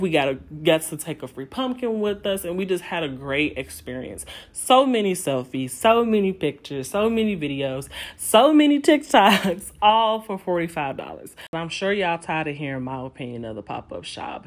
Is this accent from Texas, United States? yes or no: no; Chicago, Illinois, United States; moved away as an adult; also born or lived in Indiana; I'm from Chicago